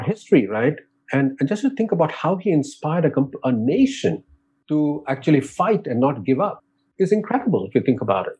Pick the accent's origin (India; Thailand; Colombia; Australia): India; moved away; growing up in India